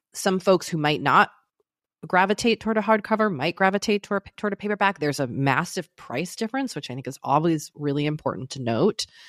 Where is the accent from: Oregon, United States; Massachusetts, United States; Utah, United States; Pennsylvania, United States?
Massachusetts, United States; outside of Boston; moved away as an adult; also born or lived in New York City; now in Los Angeles, United States; I grew up outside of Boston